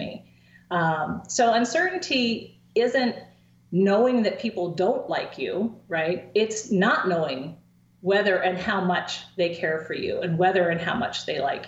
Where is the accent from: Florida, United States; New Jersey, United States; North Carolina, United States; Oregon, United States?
Oregon, United States; coast of; now in State College, United States; in my hometown on the coast of Oregon